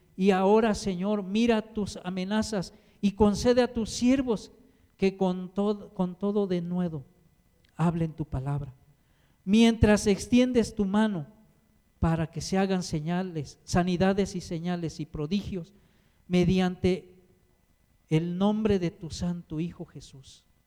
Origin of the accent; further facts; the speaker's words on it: Mexico; yo soy de allá de Cuchoacán